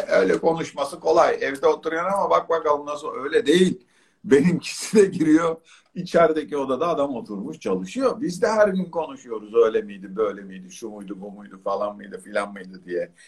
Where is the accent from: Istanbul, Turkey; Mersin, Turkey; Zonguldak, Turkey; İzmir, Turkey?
İzmir, Turkey; Çeşme; moved away; ben Çeşme'de büyüdüm. Hayatımın bir kısmı orada geçti